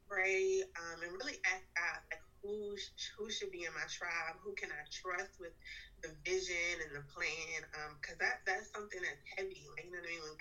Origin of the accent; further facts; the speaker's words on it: Richmond, Virginia, United States; now in Raleigh, United States; I'm from Richmond, Virginia, and I currently live in Raleigh, North Carolina.